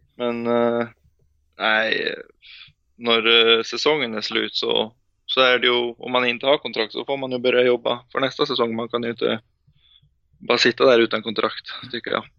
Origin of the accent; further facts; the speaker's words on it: Asker, Akershus, Norway; Swedish is a second language; moved away as an adult; also born or lived in Ålesund; jag född i Ålesund och bodde där i sju år innan jag flyttade till Asker.